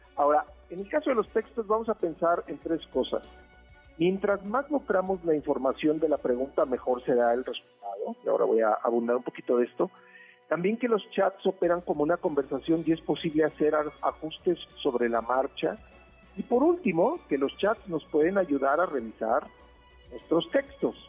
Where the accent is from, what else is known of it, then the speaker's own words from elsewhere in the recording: State of Mexico, Mexico; yo nací en el Estado de México